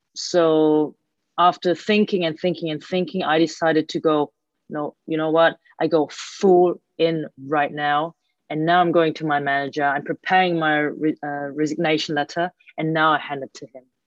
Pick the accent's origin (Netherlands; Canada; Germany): Germany; I was born and raised in Germany by Hong Kong Chinese parents